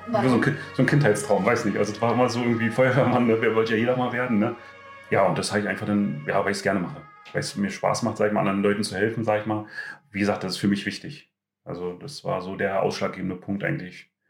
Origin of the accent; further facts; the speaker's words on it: Brandenburg, Germany; now in Klosterwalde, Germany; ähm, ich bin ja hier nicht geboren in Klosterwalde, also ich komme aus der Nähe von Schwedt.